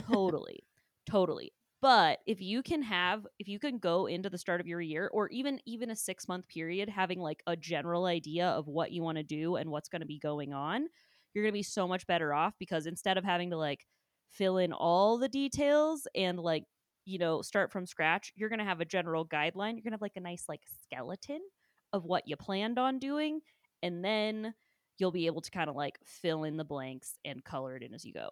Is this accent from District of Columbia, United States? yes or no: no; Ohio, United States; born and raised in Ohio